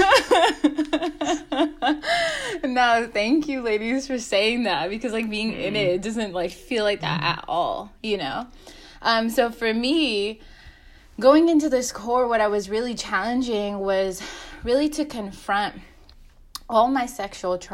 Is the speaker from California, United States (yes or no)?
yes; Fresno, California, United States; now in Oakland, United States; I am originally from Fresno, but I'm calling in from Oakland in my basement